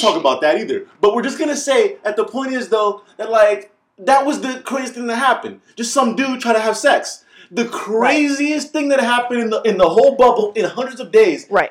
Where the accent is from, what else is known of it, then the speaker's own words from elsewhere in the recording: United States; I'm I'm American, and you know what? I'm so American